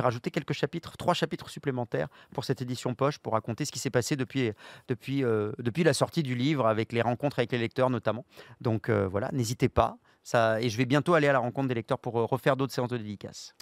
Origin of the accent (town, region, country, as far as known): France